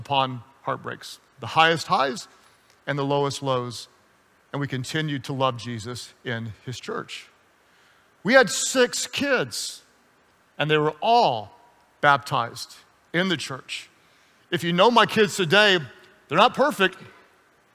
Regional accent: United States; also born or lived in Texas / Oklahoma; I grew up in Texas and in Oklahoma

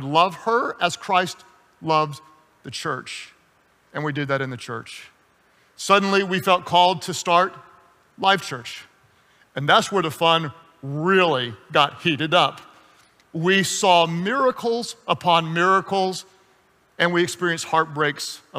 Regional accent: United States; also born or lived in Texas / Oklahoma; I grew up in Texas and in Oklahoma

